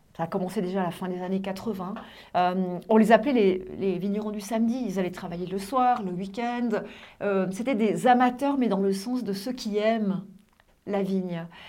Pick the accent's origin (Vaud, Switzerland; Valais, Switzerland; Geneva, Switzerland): Valais, Switzerland; Sierre; also born or lived in Sion / Lausanne; je suis née à Sierre et j'ai grandi à Sierre